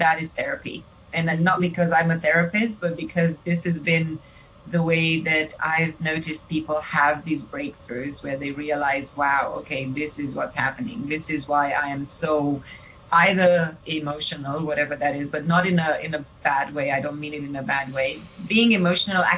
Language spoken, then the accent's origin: English; Romania; moved away; When I was born in Romania